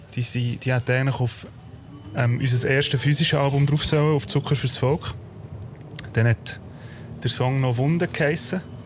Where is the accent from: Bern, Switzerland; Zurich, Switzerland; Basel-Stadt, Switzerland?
Bern, Switzerland; Wir sind beide in Bern aufgewachsen